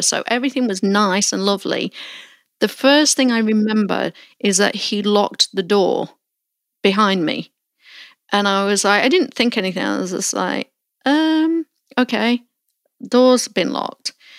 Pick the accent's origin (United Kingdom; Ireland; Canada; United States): United Kingdom; Melton Mowbray, East Midlands; moved away; I recently visited my hometown of Melton Mowbray in Leicestershire, England, for the first time in 25 years